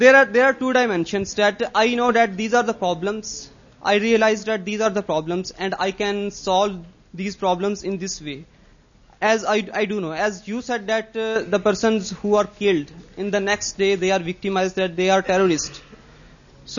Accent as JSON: {"language": "English", "town": "Sargodha", "region": "Punjab", "country": "Pakistan", "said": "I am Pakistani. I am from Sargodha."}